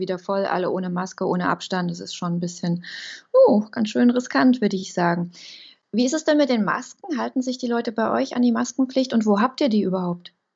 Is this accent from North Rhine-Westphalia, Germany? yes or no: no; Saxony, Germany; Bei uns in Sachsen